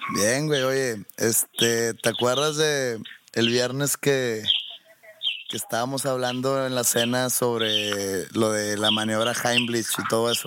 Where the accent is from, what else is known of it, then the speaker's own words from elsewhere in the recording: Mexico; Yo soy de México